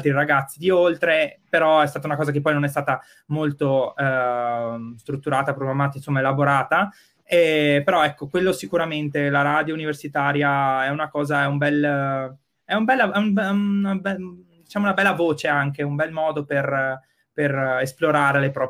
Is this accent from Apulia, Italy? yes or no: no; Verona, Veneto, Italy; io sono di Borgo Roma, nato, cresciuto e studiato in Borgo Roma, quindi insomma, io eh, rimango qua